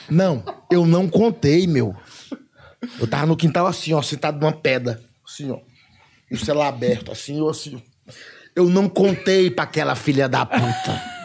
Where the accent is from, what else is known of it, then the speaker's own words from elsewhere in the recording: Ceará, Brazil; moved away as an adult; also born or lived in Curitiba; porque eu sou do Ceará